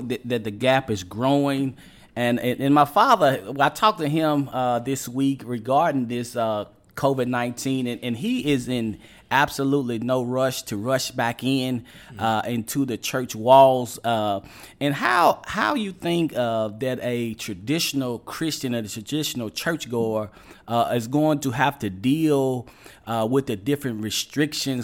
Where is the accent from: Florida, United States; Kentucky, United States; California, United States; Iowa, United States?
Kentucky, United States; Western; my hometown down in Western Kentucky